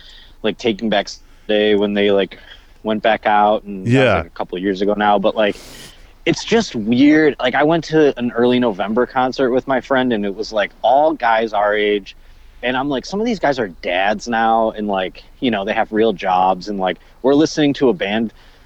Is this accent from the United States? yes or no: yes; Buffalo, New York, United States; my hometown